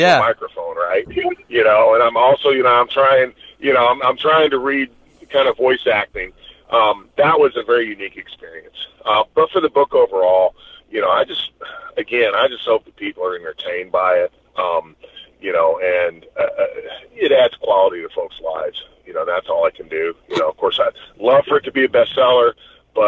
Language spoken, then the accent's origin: English; Knoxville, Tennessee, United States; it's in Knoxville, so it's in my hometown.